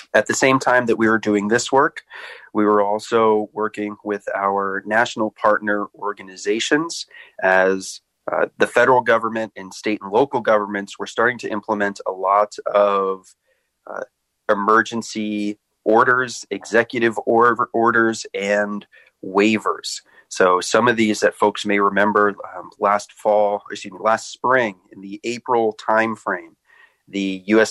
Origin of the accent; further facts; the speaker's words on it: Annapolis, Maryland, United States; moved away; I grew up in Annapolis, Maryland